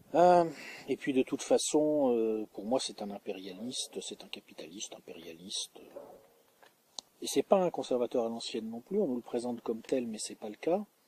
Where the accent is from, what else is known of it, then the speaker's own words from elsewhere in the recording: France; en tant que français